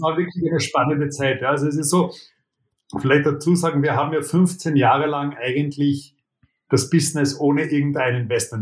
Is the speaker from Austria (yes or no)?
yes; Austria; Und ich bin Österreicher